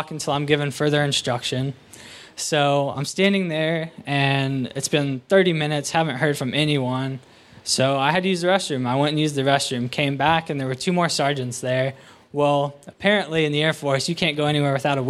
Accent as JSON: {"language": "English", "town": "Waynesville", "region": "Ohio", "country": "United States", "tie": "born or raised there", "said": "I'm from Waynesville, Ohio."}